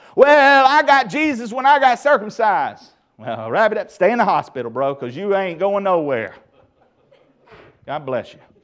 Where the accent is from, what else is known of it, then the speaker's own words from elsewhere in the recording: the Bible Belt, United States; growing up in the Bible Belt